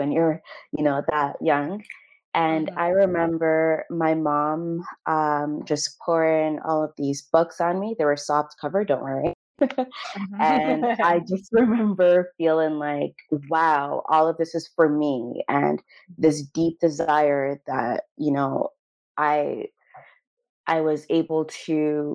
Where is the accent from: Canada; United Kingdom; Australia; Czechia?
Canada; I was born in Canada to Ghanaian parents.